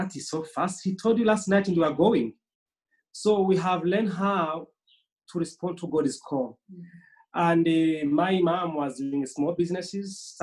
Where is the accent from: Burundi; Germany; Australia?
Burundi; I am Burundian, originally from Burundi